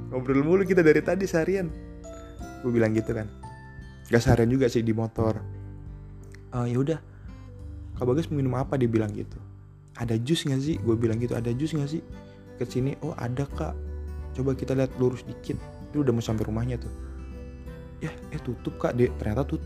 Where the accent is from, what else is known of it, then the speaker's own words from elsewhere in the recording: Surabaya, East Java, Indonesia; karena gue juga asli Surabaya ternyata nyokapnya sama keluarganya dia sering main ke Surabaya